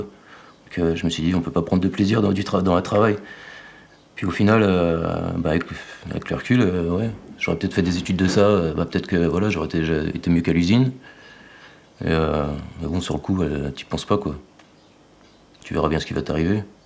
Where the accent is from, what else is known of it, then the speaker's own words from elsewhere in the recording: Saint-Vallier, Bourgogne-Franche-Comté, France; also born or lived in Montceau-les-Mines; J'ai grandi à Saint-Vallier, mes parents sont toujours à Saint-Vallier.